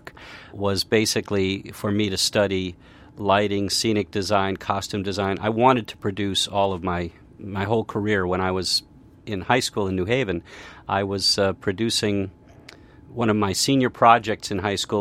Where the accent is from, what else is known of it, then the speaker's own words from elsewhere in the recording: New Haven, Connecticut, United States; I grew up in New Haven, Connecticut